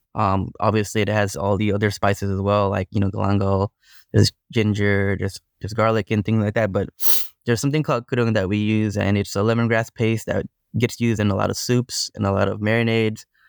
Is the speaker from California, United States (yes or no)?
yes; Long Beach, California, United States; I grew up in Long Beach, California